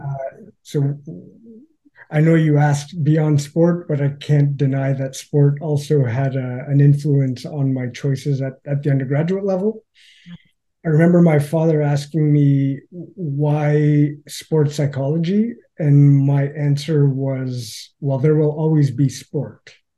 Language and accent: English; Northern Ontario, Canada; growing up in Northern Ontario